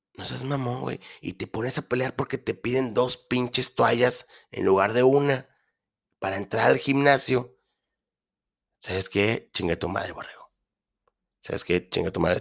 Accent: northern Mexico, Mexico; soy mexicano

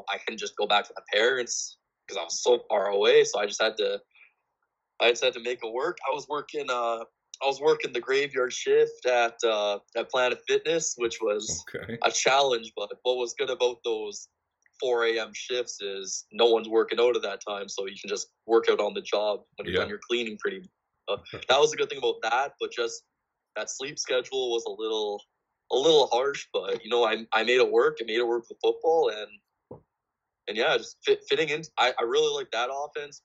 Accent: Winnipeg, Manitoba, Canada; moved away as an adult; now in North Dakota, United States; I'm from Winnipeg, a pretty big city. Moving to small town North Dakota

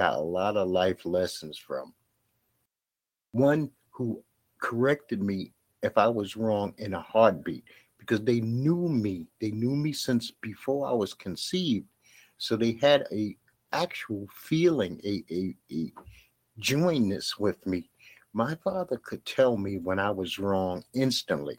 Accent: New York City, New York, United States; I grew up in Bed-Stuy, Brooklyn

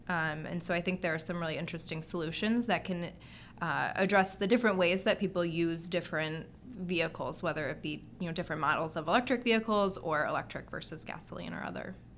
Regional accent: Detroit, Michigan, United States; I grew up in Detroit

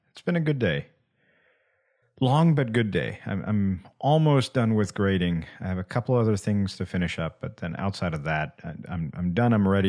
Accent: India; Growing up in India, you're forced to work hard and develop a good work ethic because there are a billion people, literally over a billion now, who are working harder to have the same life as you.

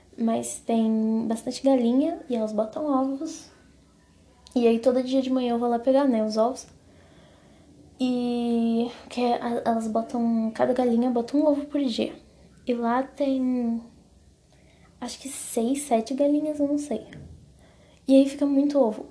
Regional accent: Paraná, Brazil; now in São Paulo, Brazil; lá na minha cidade, lá no Paraná, onde na cidade que eu moro, que é fica no interior minha cidade, né? Fica na fica perto de Santa Catarina, mas é tipo divisa de Paraná com Santa Catarina

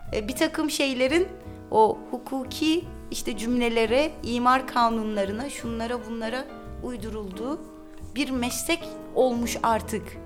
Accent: Istanbul, Turkey; Kadıköy'de doğdum, büyüdüm.

